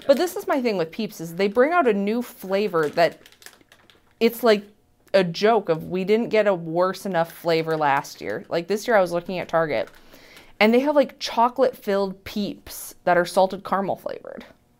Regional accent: Sioux Falls, South Dakota, United States; now in Fargo, United States; I'm from Sioux Falls

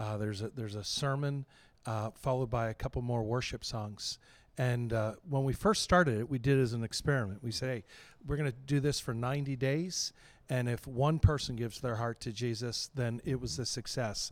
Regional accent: New Castle, Pennsylvania, United States; moved away as an adult; now in Saint Louis, United States; I grew up in Newcastle, Pennsylvania

